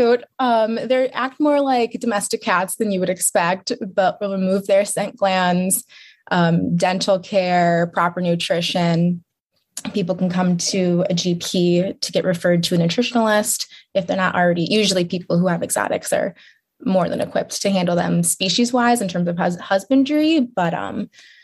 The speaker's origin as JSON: {"language": "English", "town": "Chicago", "region": "Illinois", "country": "United States", "moved": "as an adult", "lives_now": "Lansing, United States", "said": "I'm from Chicago"}